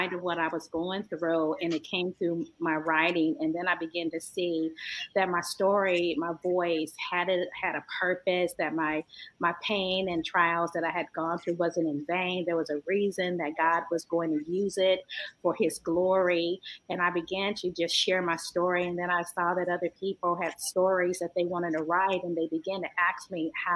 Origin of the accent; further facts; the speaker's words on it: San Francisco, California, United States; I'm from the San Francisco Bay Area, beautiful Northern Cali. By way of San Francisco